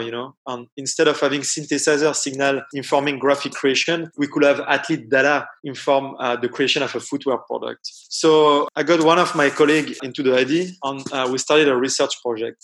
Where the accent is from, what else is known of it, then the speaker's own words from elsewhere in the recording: east of Paris suburb, Île-de-France, France; English is a second language; moved away; I'm from France. And I grew up about 20 minutes east of Paris in the suburb